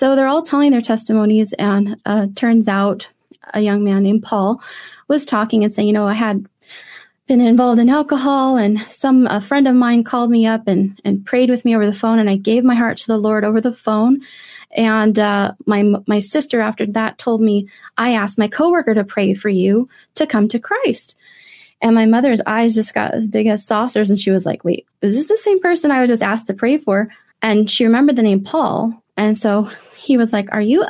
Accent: Southern California, United States; I was raised in Southern California, and so were they

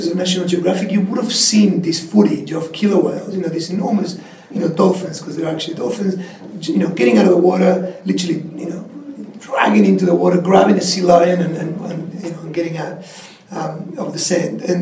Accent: Patagonia, Argentina; Like most people understand that the Andes are there and there's always kind of snow and huge mountains. But I come from actually th

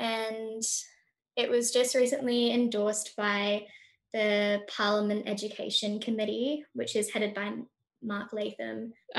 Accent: New South Wales, Australia; now in Victoria, Australia; I grew up in New South Wales

